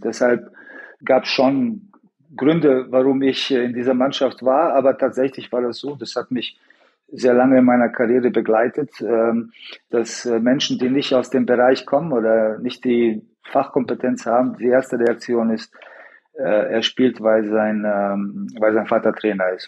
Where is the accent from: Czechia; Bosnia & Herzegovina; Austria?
Bosnia & Herzegovina; Sarajevo, Federation of Bosnia and Herzegovina; ich in Sarajevo geboren bin